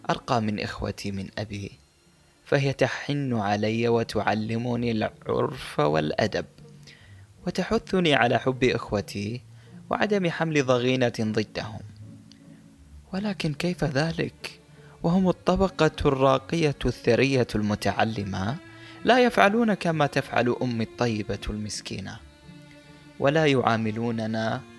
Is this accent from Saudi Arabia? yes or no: no; Mosul, Nineveh, Iraq; moved away; أيتها الموصل مدينتي العزيزة كم تحملين من الذكريات فأنت مركز محافظة نينوى والعريقة